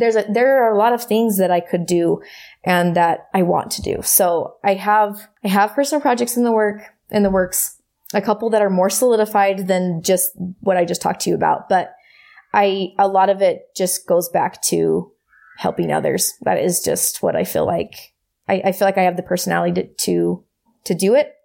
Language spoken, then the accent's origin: English; United States; growing up in America and growing up in, in the community that I did